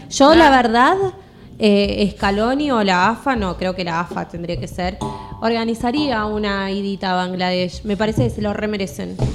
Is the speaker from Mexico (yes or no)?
no; Argentina; que Argentina no teníamos nada, que no servíamos para... nada.